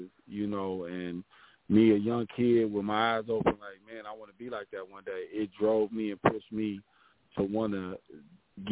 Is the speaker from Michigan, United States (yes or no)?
yes; Detroit, Michigan, United States; now in Pontiac, United States; growing up in Detroit, man, it was hard. The east side is no joke